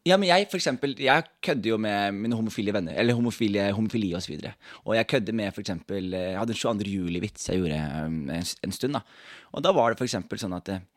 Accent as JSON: {"language": "Norwegian", "town": "Skien", "region": "Telemark", "country": "Norway", "said": "er jeg ikke herfra. Jeg er fra Skien"}